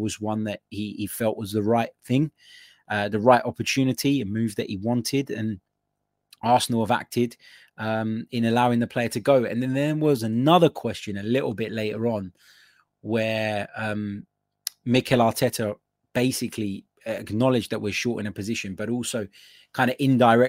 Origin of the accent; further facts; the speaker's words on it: Serbia; English is a second language; I'm from Serbia, and believe me, I know what I'm talking about.